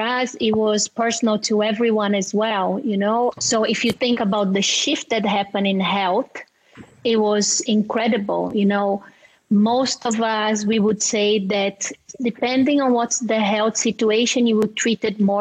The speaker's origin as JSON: {"language": "English", "country": "Brazil", "said": "my fellow Brazilian, so I'm from Brazil"}